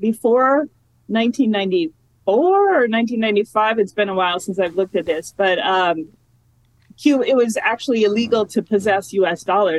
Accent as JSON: {"language": "English", "region": "Minnesota", "country": "United States", "also_born_or_lived": "Los Angeles, California / DeKalb, Illinois", "moved": "as an adult", "lives_now": "Texas, United States", "said": "I'm from Minnesota"}